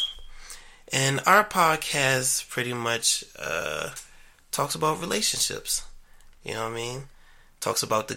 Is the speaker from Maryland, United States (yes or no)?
yes; Maryland, United States; I was born and raised in Maryland